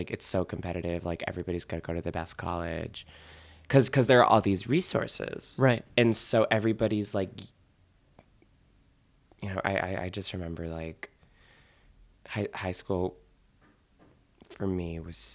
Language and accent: English; Newton, Massachusetts, United States; now in New York, United States; I grew up outside Boston, yeah. Newton, Mass, little suburb. Um, quiet. It's like a big city, kind of. It's not like urban, but it's large. It's bigger than a town.